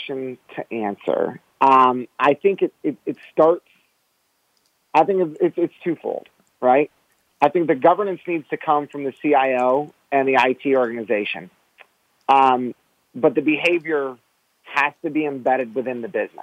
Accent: Michigan, United States; I'm the one from Michigan and I'm a Pistons fan

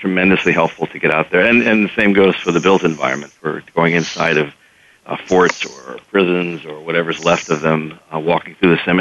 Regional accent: Delaware, United States; moved away; I grew up in Delaware

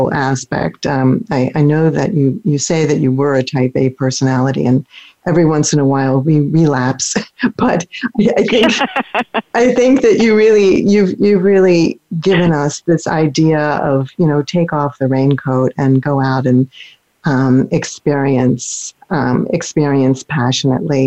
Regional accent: near Philadelphia, Pennsylvania, United States; now in St. Petersburg, United States; where I grew up near Philadelphia

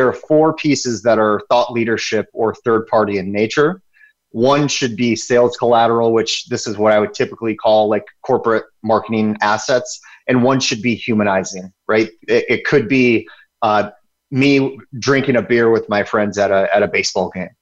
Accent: Michigan, United States; also born or lived in the South; now in Southern United States; I'm from Michigan. I live in the South now. I'm a Michigan turned Southerner

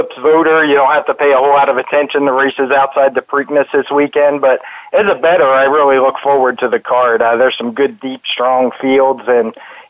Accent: Baltimore, Maryland, United States; I'm actually from Baltimore, grew up there

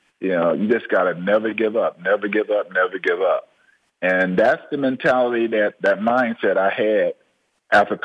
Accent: Georgia, United States; I'm originally from Watley, Georgia, right? And we was dirt poor

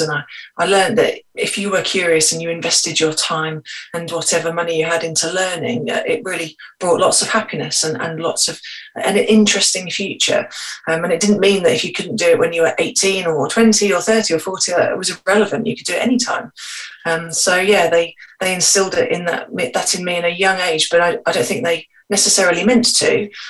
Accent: Scotland, United Kingdom; I was born in Scotland.

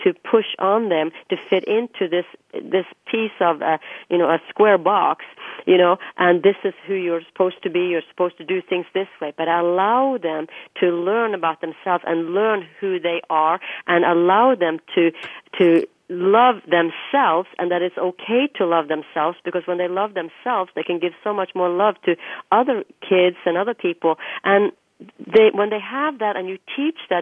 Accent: Norway; moved away as an adult; now in United States; when I was growing up in Norway

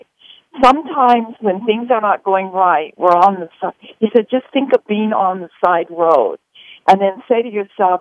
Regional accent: Honolulu, Hawaii, United States; in Hawaii, which is where I'm from. I'm from Honolulu

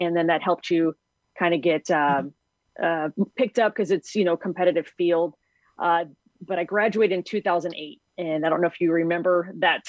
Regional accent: Las Vegas, Nevada, United States; I grew up in Las Vegas, Nevada

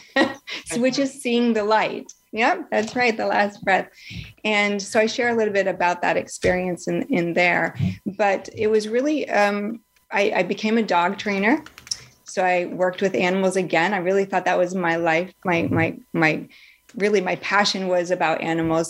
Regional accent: Northeast, United States; moved away; also born or lived in Florida; I grew up in the Northeast

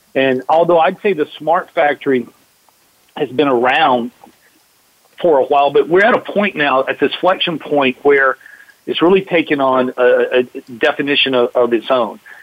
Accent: Atlanta, Georgia, United States; growing up in Atlanta

